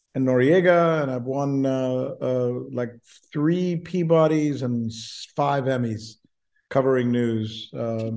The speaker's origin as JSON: {"language": "English", "country": "Cuba", "tie": "born or raised there", "also_born_or_lived": "Minnesota / Orlando", "moved": "yes", "said": "I grew up in Cuba, refugee, grew up super poor in a barrio."}